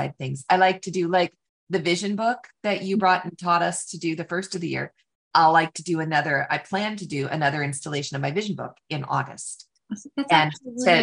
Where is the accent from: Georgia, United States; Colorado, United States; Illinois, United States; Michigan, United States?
Michigan, United States; now in Texas, United States; I grew up in Michigan